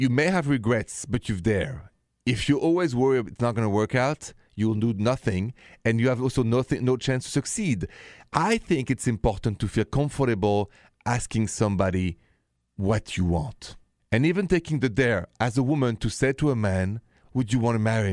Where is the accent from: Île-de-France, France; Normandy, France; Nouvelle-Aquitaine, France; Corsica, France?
Île-de-France, France; Paris; accent: French; English is a second language; moved away; my accent is French, français, straight from Paris